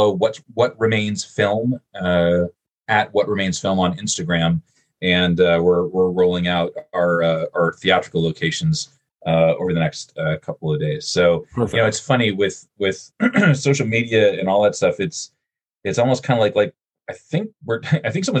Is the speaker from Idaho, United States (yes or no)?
no; Rhode Island, United States; So I grew up in Rhode Island, and Rhode Island is a very small state.